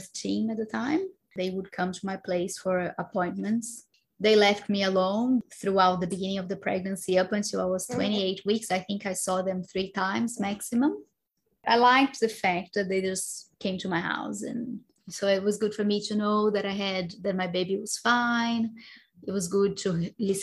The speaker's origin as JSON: {"language": "English", "country": "Brazil", "moved": "yes", "said": "I come from Brazil where, you know, women usually book their C-section"}